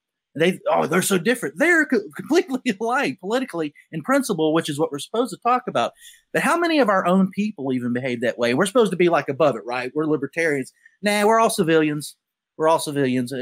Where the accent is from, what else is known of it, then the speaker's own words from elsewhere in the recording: South Carolina, United States; I'm from South Carolina